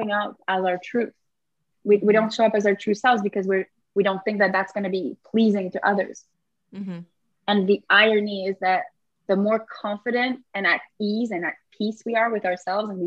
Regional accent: Canada; moved away; I am French Canadian.

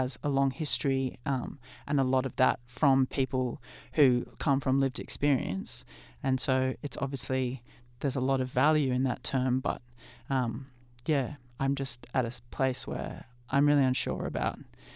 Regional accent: Australia; as a white Australian who's grown up here

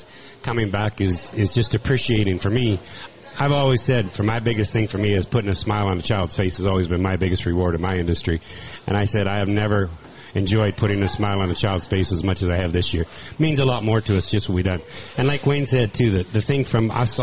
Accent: Canada; I'm from Canada

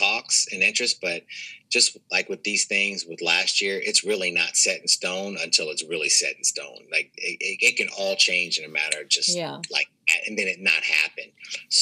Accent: Kansas City, United States; moved away; I'm from Kansas City and I have a lot of people from back home

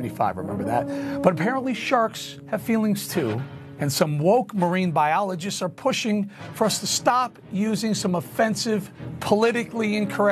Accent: Chicago, Illinois, United States; Chicago, my hometown

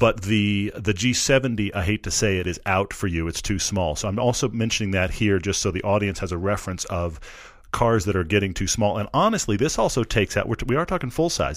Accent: Houston, Texas, United States; I'm from Texas. I'm, I'm from Houston

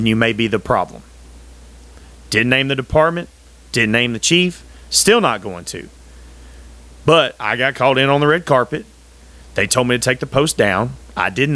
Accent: United States; being an American was always 100% very important to me

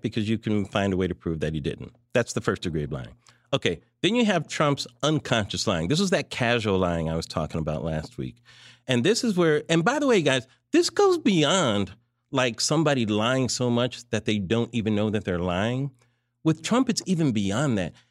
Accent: California, United States; grew up in California

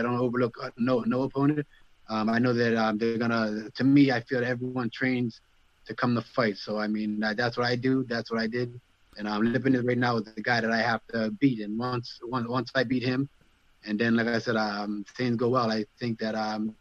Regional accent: Nova Scotia, Canada; I'm from Nova Scotia

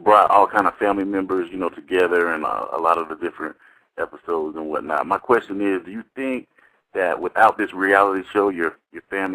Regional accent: Oakland, California, United States; I come from Oakland, too

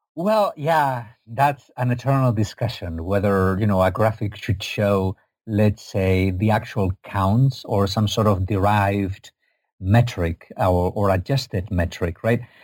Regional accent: Spain; I'm from Spain, not from Egypt.

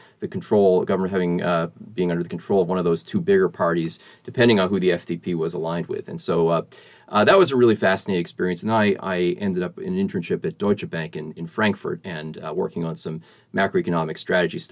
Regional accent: Boston, Massachusetts, United States; I grew up in the Boston area.

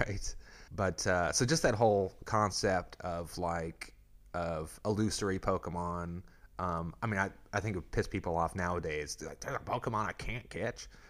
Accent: Arkansas, United States; moved away; I'm from Arkansas originally

